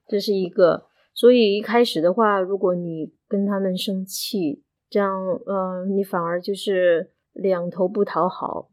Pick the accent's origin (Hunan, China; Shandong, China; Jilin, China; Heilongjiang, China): Hunan, China; moved away as an adult; now in Indonesia; 我是湖南来的，十年前来到这个地方，到已经生活十年多了